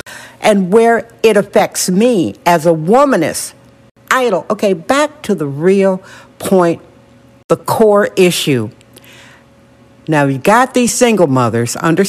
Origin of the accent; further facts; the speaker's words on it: California, United States; I know I'm real Californian.